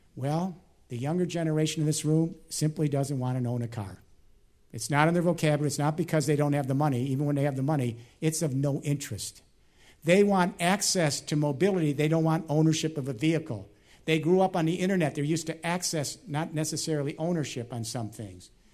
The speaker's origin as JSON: {"language": "English", "town": "Chicago", "region": "Illinois", "country": "United States", "tie": "born or raised there", "said": "Chicago this week, my hometown"}